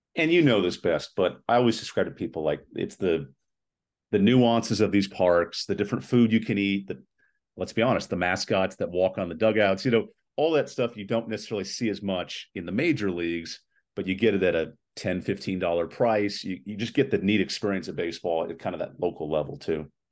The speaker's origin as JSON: {"language": "English", "town": "Los Angeles", "region": "California", "country": "United States", "tie": "born or raised there", "said": "I grew up in Los Angeles, so getting those ice cream cones at Dodger Stadium"}